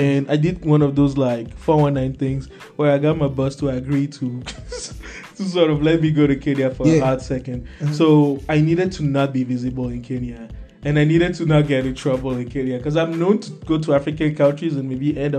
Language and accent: English; Togo; English is a second language; I live through Nigeria. You know, I come from Togo.